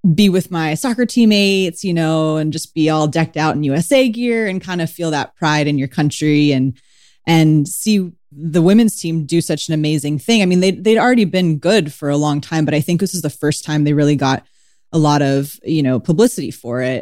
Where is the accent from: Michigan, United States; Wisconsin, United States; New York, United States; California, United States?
California, United States; San Diego; I grew up in San Diego, California